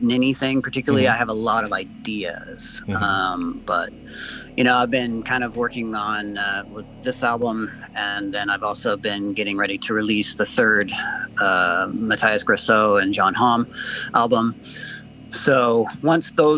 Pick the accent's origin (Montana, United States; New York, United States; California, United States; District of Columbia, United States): Montana, United States; I grew up in Montana, and, you know, and I grew up around a lot of the Old West towns and ruins